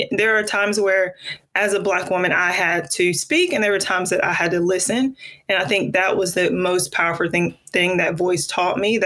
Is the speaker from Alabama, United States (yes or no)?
yes; Mobile, Alabama, United States; I was born and raised in Mobile, Alabama. Very proud Mobile, Alabama native